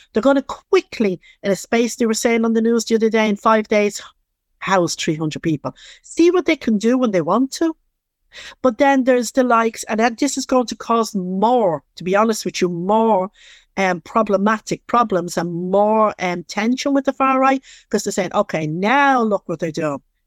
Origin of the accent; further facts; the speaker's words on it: Dublin, Leinster, Ireland; accent: Dublin; I'm from Dublin